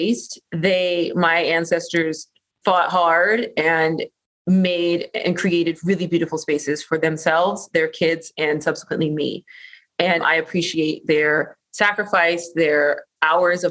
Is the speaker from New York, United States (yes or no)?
no; Orange County, Southern California, United States; raised here in Southern California. I am one of those mysterious unicorn locals that you meet walking the streets of SoCal, but I'm from Orange County